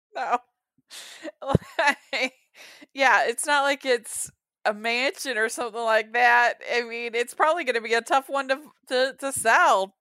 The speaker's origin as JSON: {"language": "English", "region": "Maryland", "country": "United States", "tie": "born or raised there", "also_born_or_lived": "Utah", "moved": "yes", "said": "I grew up in Maryland"}